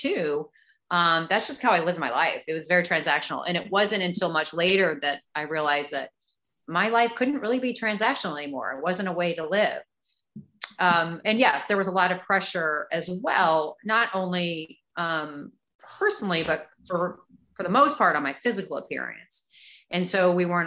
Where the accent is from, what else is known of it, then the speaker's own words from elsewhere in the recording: St. Louis, Missouri, United States; moved away as an adult; also born or lived in Chicago / Dallas; I grew up in St. Louis. Born in Chicago, but grew up in St. Louis